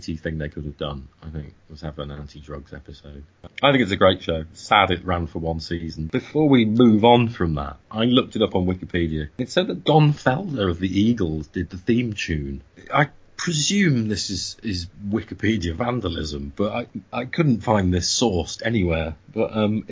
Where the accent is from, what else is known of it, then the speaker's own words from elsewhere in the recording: United Kingdom; as a British person